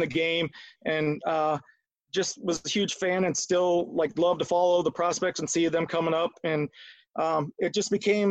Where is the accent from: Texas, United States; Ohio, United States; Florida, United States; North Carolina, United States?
Ohio, United States; Akron; also born or lived in Arizona; I'm from the Akron area